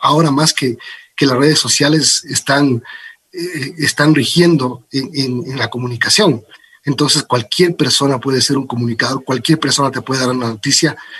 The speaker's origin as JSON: {"language": "Spanish", "country": "Ecuador", "tie": "born or raised there", "also_born_or_lived": "Los Angeles, United States", "said": "luego vine a vivir en el Ecuador muy chiquito, mis padres se separaron y entonces eh, vine para acá. y viví eh, toda mi infancia, toda mi juventud con mis tíos"}